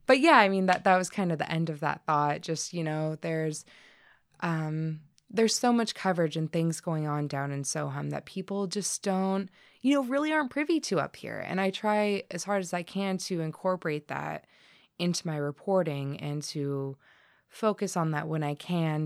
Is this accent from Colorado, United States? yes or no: yes; Colorado, United States; moved away as an adult; also born or lived in Humboldt County, California; now in Humboldt, United States; Home in Colorado